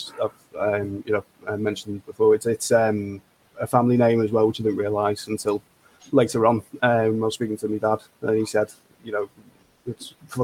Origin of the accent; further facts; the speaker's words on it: the Wirral, North West England, United Kingdom; Based on the Wirral, obviously just outside Liverpool, in between Wales and Liverpool, essentially. From the Wirral Peninsula.